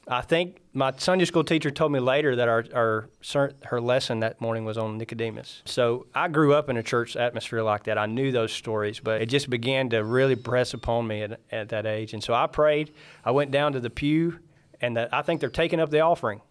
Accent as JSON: {"language": "English", "town": "Iuka", "region": "Mississippi", "country": "United States", "tie": "born or raised there", "also_born_or_lived": "Muscle Shoals, Alabama", "moved": "as an adult", "lives_now": "Canada", "said": "I grew up in Iuka, Mississippi under, um, uh, some devout Christians"}